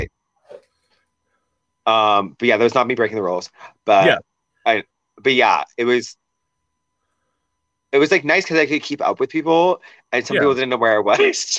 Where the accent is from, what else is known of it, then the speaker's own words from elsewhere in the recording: Seattle, Washington, United States; I'm a liquids person. Like, I'm from Seattle, so I love coffee.